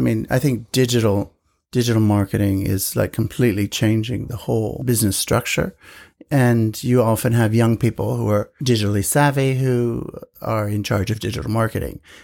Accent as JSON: {"language": "English", "country": "United States", "moved": "yes", "lives_now": "Japan", "said": "being an American"}